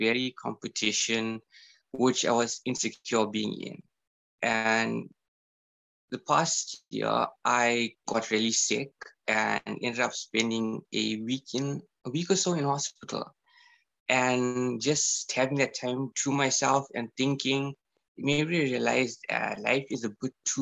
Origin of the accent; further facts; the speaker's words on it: South Africa; being proudly South African